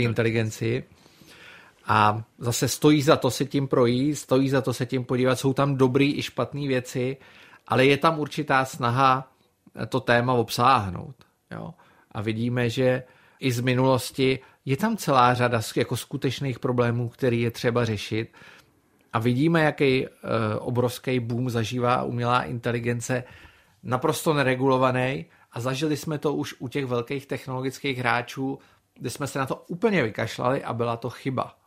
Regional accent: Czechia; also born or lived in Brussels, Belgium; jako Čech, byl jsem jediný

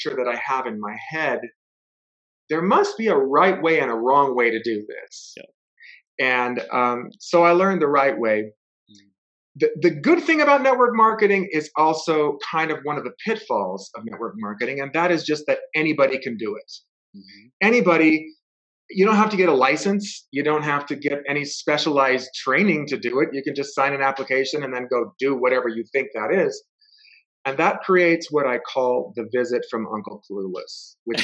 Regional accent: Los Angeles, California, United States; now in Provo, United States; I grew up in Los Angeles, but I live in Provo, Utah

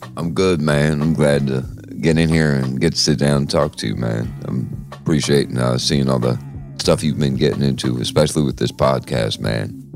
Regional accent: New York City, New York, United States; where I grew up at in the Bronx

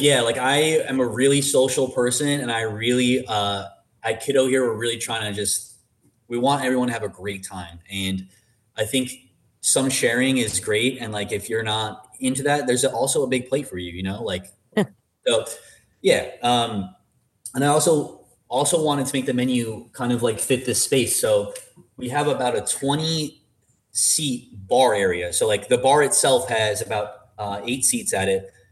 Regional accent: Long Island, New York, United States; I was born and raised on Long Island

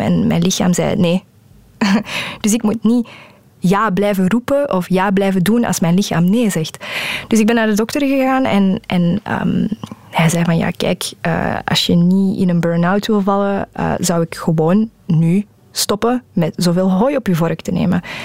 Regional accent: Flanders, Belgium; first language Dutch; Ik ben van België

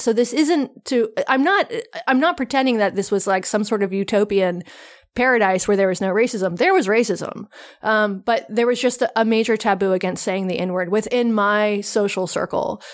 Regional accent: the South, United States; I grew up in the South in the eighties and nineties

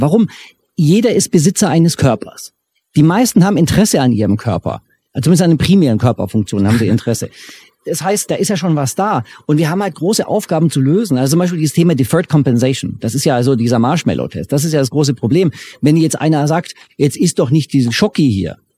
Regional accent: Germany; ich als Deutscher

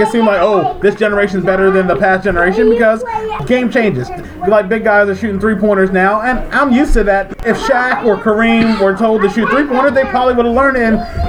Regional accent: Newark, Maryland, United States; moved away; I am here at my hometown in Newark, Maryland, at home at my mom's house

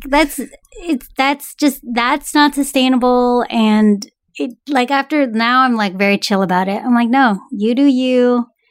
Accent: San Francisco Bay Area, California, United States; growing up in the San Francisco Bay

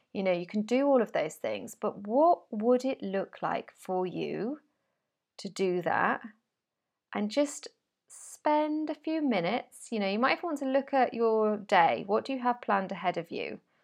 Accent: United Kingdom; moved away as an adult; now in Spain; I'm British

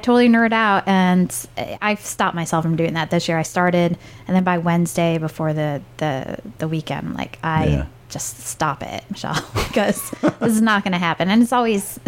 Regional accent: San Francisco, California, United States; I'm from here

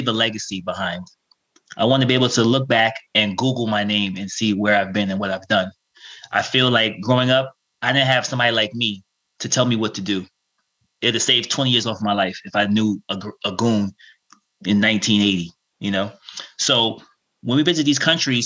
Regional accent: New York City, New York, United States; first language Russian; English is a second language; also born or lived in Thailand; I'm from New York City, so I live near Rockefeller Center.

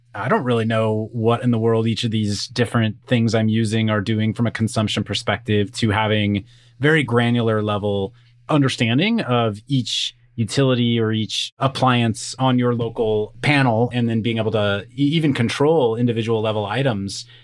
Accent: Kansas, United States; now in California, United States; I live in California, so definitely the Western US. I grew up in Kansas, so grew up around farming communities

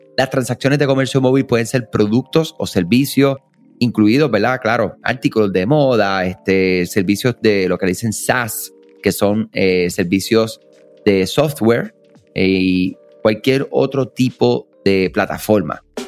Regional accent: Puerto Rico; Somos de acá de Puerto Rico

